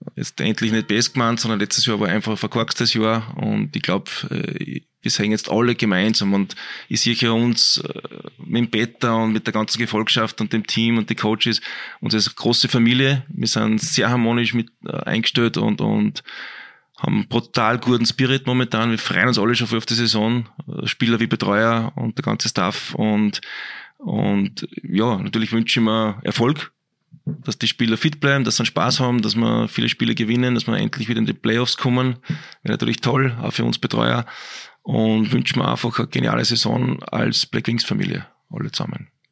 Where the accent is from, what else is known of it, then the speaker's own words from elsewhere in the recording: Altheim, Upper Austria, Austria; also born or lived in Braunau am Inn; now in Linz, Austria; Ich bin ja eigentlich vom Land, bin aus dem Innviertel, aus Altheim, ist mein mhm. Elternhaus, geboren in Brauner damals und bin mit 14 Jahren eben wegen Leistungssport nach Linz gezogen